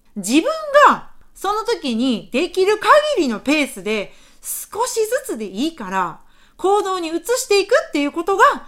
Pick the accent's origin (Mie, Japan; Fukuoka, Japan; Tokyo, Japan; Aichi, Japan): Mie, Japan; moved away as an adult; now in Osaka, Japan; 出身は三重県でして、現在は大阪に住んでおります